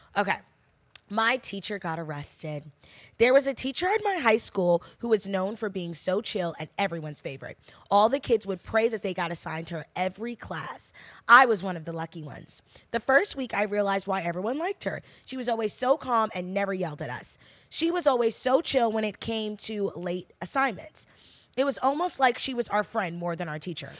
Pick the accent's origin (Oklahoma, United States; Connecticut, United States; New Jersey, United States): New Jersey, United States; I'm from New Jersey